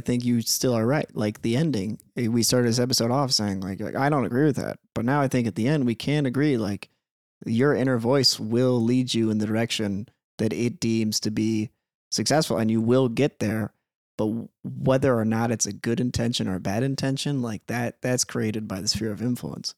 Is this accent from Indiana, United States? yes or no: no; Peoria, Illinois, United States; now in Minnesota, United States; Grew up in Peoria, Illinois.